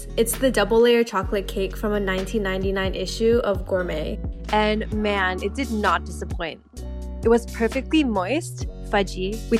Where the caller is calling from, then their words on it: Southern California, United States; I'm calling from Southern California.